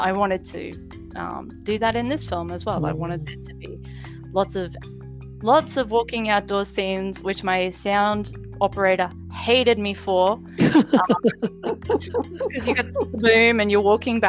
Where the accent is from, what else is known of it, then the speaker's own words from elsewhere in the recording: Mackay, Queensland, Australia; moved away as an adult; now in Japan; I grew up in Mackay, which is a city that has a lot of Italian, Maltese, Greek descendants